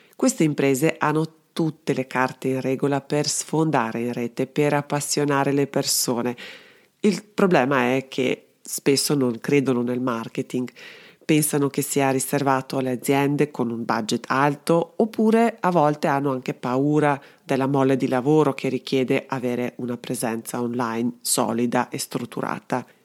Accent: Belgrade, Serbia; moved away as an adult; now in Trento, Italy; Sono dunque serbo-italiana, sono nata a Belgrado e vivo a Trento da tantissimi anni ormai

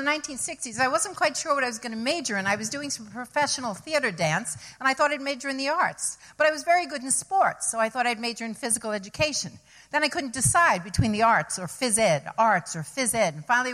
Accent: New York City, New York, United States; moved away as an adult; also born or lived in Ithaca, New York / Fairfield County, Connecticut; I came from New York City

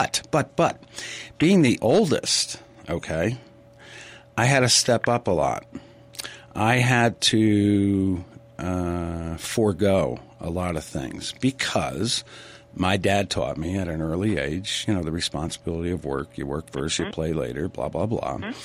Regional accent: New England, United States; I grew up in New England

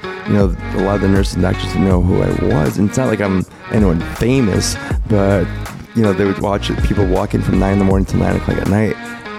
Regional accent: Deerfield, Illinois, United States; But I always tell people I'm from the Chicago line here because no one knows where Deerfield is.

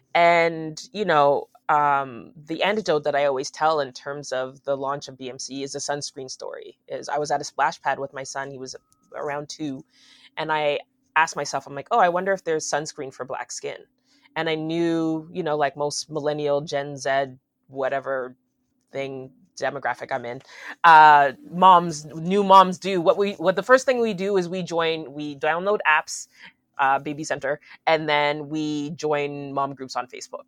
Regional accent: Aurora, United States; I grew up in Aurora

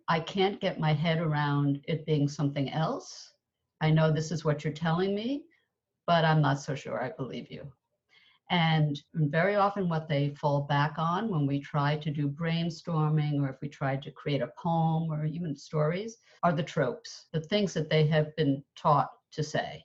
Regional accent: United States; moved away as an adult; also born or lived in England; an American expat living in England, which I did for 26 years

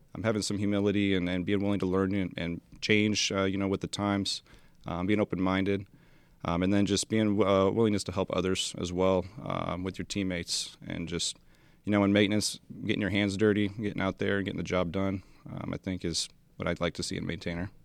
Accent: Spokane Valley, Washington, United States; moved away; I am from Spokane Valley, Washington

